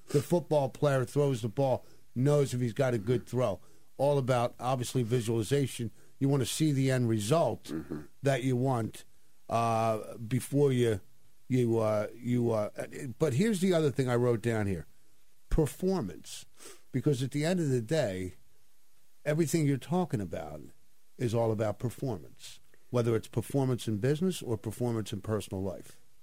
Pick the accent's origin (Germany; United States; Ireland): United States; Ventnor City, New Jersey; growing up in that city